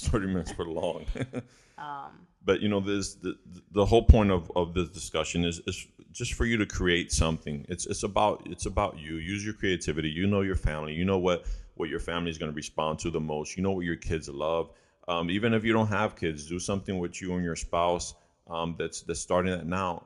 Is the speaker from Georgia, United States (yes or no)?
no; Chicago, Illinois, United States; I didn't live or grow up in Puerto Rico, and so um, I grew up in Chicago